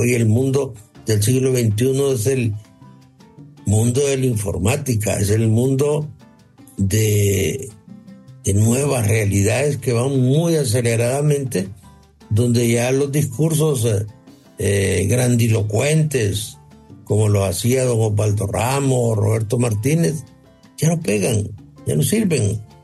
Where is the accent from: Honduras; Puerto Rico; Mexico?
Honduras; aquí somos hondureños